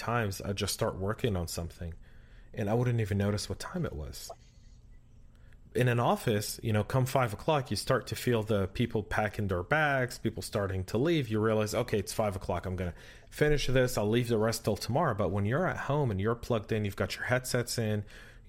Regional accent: California, United States; moved away; we're both from California and we probably still have family and friends there

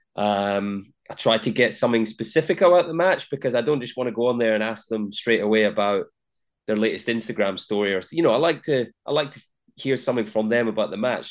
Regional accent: Linlithgow, Scotland, United Kingdom; Born and raised in Scotland and, uh, a town called Linlithgow, just that, just west of, of Edinburgh

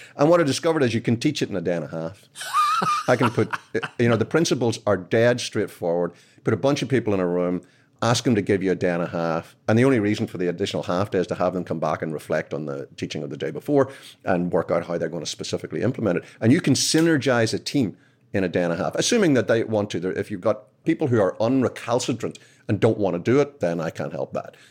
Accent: Belfast, Northern Ireland, United Kingdom; moved away as an adult; now in United States; I'm from Belfast originally. I moved here twenty years ago

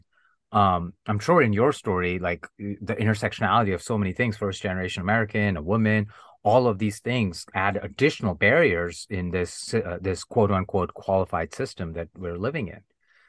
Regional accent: India; accent: Indian; English is a second language; And I truly masked myself. I unlearned my Indian accent. I would make fun of the Indian accent. I would make jokes about my own culture to fit

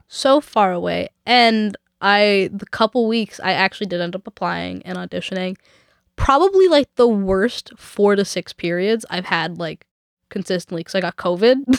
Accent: Vancouver, British Columbia, Canada; also born or lived in Nelson; I'm from Vancouver and we don't get real winter here

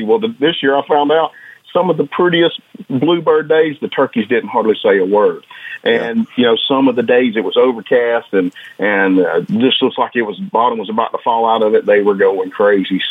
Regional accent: Northwest Georgia, United States; I grew up in Northwest Georgia

